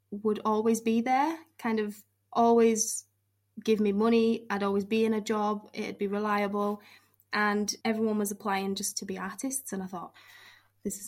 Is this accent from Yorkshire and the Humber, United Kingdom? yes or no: yes; York, Yorkshire and the Humber, United Kingdom; moved away as an adult; now in Durham, United Kingdom; I was born in York, so it's kind of like the middle. Grew up there, not really moved